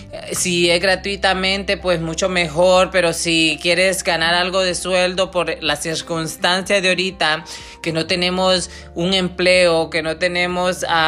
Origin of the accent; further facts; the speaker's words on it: Honduras; now in Michigan, United States; viene de un pueblo muy chico en Honduras, yo soy catracha